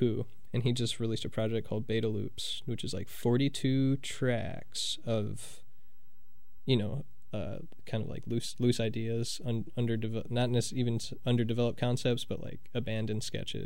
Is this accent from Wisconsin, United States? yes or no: yes; Kenosha, Wisconsin, United States; I'm from Kenosha, Wisconsin